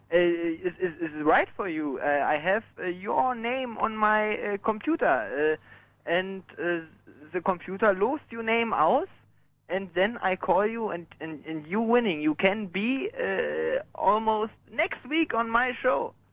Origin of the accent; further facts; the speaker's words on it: Berlin, Germany; ich komme aus Deutschland, äh, aus Berlin halt.